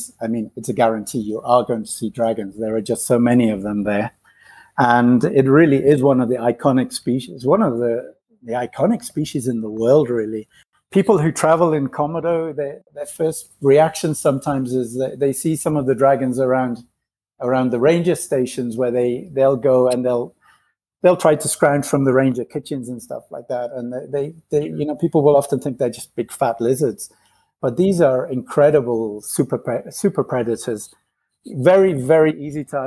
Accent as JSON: {"language": "English", "region": "England", "country": "United Kingdom", "tie": "born or raised there", "also_born_or_lived": "Ghana / Nigeria / Spain / Asia", "moved": "as an adult", "said": "I was born in England. I grew up, was partly raised in West Africa, in Ghana and Nigeria, then went back to England again."}